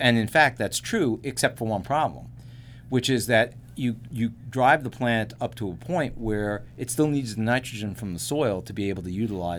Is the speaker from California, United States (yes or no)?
yes; California, United States; I mean, I grew up in California, but I lived in California for 10 years, and there was a lot of tomato growing around the area where I lived in Central Valley.